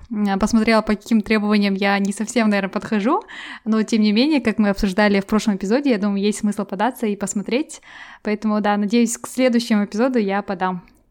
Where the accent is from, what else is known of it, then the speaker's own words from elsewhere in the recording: Kazakhstan; moved away as an adult; now in England, United Kingdom; я из Казахстана, и я переехала в Англию.